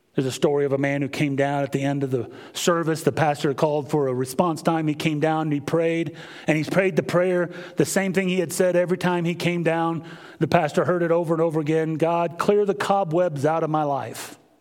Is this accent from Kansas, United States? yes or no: yes; Kansas, United States; moved away; Growing up in Kansas